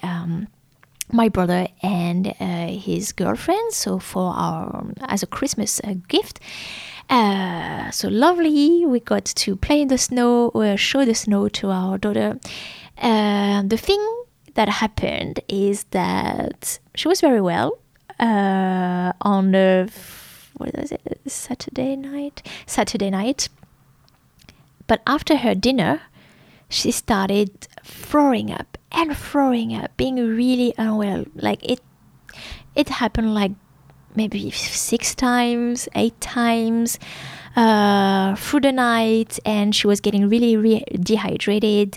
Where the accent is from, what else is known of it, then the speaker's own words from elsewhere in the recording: France; English is a second language; moved away as an adult; now in Melbourne, Australia; a small town like my hometown is, uh, well, doctors are not open on the weekend and pharmacies are closed